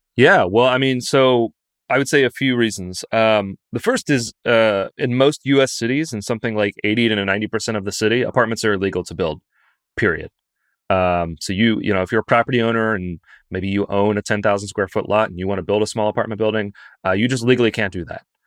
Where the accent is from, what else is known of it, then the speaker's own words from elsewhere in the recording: Lexington, Kentucky, United States; moved away; I'm from Lexington